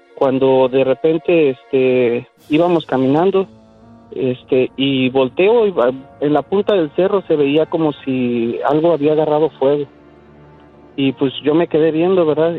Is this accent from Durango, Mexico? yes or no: no; State of Mexico, Mexico; born or raised there